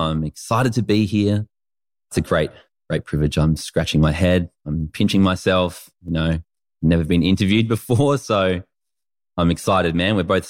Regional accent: Renmark, South Australia, Australia; I grew up in Renmark. I was born there, and it was just a really cool childhood.

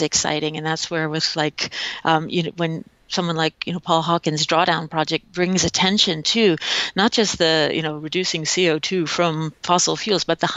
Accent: a suburb of New York in Connecticut, United States; also born or lived in Hong Kong / Thailand; growing up in kind of a suburb of New York in Connecticut

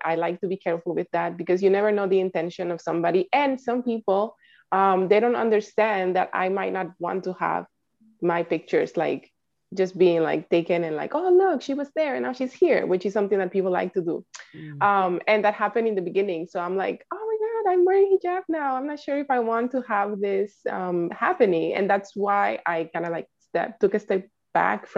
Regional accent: Dominican Republic; now in New York City, United States; I am originally from the Dominican Republic

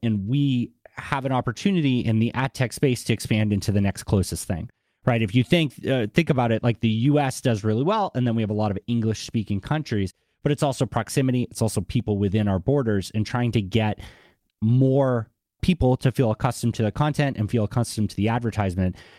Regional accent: Boston, Massachusetts, United States; accent: Boston; my Boston accent

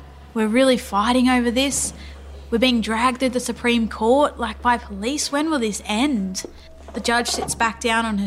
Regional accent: Dubbo, New South Wales, Australia; I come from the Wiradjuri Nation out of Dubbo in New South Wales

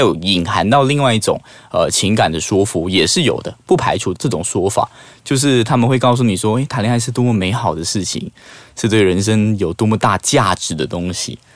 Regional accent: Malaysia; 我们马来西亚人，坦白讲，因为我们语言上的局限，我们没有像台湾或者是大陆人的那种语言的词造那么的华丽

